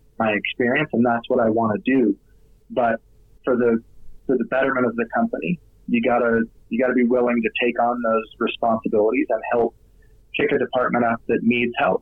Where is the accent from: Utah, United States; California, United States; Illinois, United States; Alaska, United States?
Utah, United States; I'm from Utah